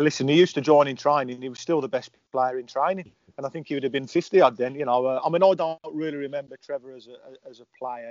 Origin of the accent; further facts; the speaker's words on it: Birmingham, West Midlands, United Kingdom; I'm from Erdington